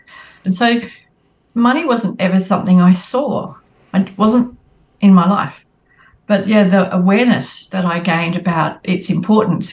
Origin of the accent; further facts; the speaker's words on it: Northern Wheatbelt, Western Australia, Australia; I grew up in the Northern Wheatbelt in Western Australia